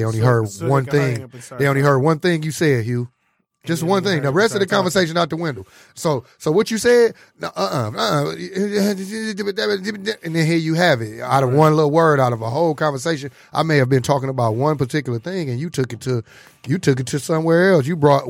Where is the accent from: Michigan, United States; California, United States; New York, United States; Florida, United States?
Michigan, United States; Detroit; also born or lived in Inkster; A lot of people we grew up with. I'm from Detroit. I'm from the east side, but I've been out in Inkster so long. I'm a Inkster native too.